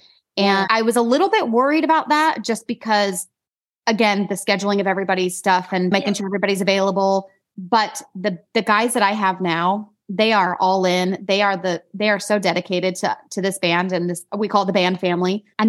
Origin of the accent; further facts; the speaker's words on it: Idaho, United States; accent: country twang; now in North Carolina, United States; I still have this country twang, which is really weird because I grew up in Idaho, but living in North Carolina. Apparently I've adopted this accent and my family reminds me of it all the time.